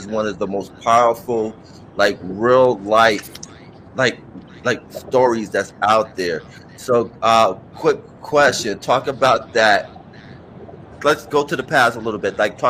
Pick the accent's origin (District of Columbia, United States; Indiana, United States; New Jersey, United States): New Jersey, United States; Newark; And we have a kinship because we're both from born and raised. I'm from the Brick City.